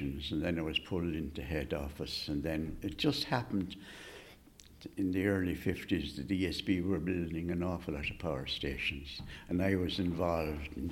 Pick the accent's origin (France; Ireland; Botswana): Ireland; Carrick-on-Shannon, Connacht; growing up in Carrick, I mean, you knew everybody.